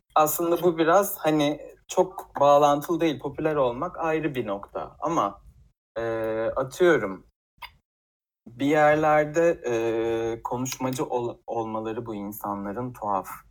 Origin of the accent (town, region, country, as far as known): Tekirdağ, Turkey; moved away as an adult; now in Istanbul, Turkey